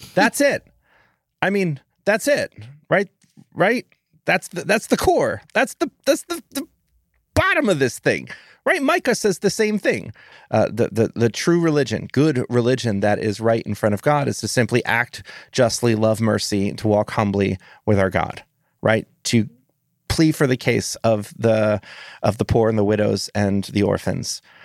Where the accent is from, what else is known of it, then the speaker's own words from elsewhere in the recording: United States; I'm an American